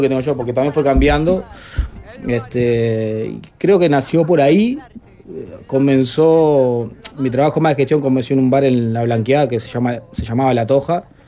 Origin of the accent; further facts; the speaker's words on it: Montevideo, Uruguay; yo me crié en La Teja, hasta los 21 años vivía ahí